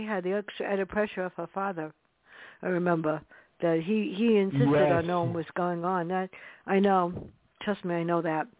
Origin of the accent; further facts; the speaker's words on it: New York City, New York, United States; moved away; where I grew up in the South Bronx. Not the most beautiful neighborhood in the world.